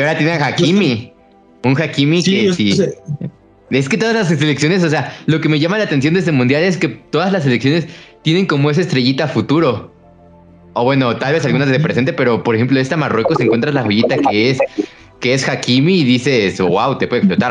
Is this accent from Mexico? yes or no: yes; Mexico